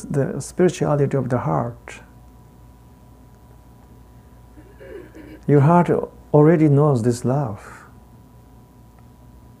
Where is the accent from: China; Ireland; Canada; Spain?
China; Tibet; accent: heavy Tibetan; English is a second language; I got a heavy Tibetan accent.